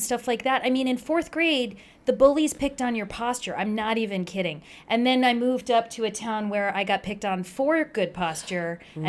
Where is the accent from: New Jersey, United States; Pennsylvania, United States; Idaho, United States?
New Jersey, United States; Princeton; also born or lived in Hackettstown, New Jersey; So I grew up in New Jersey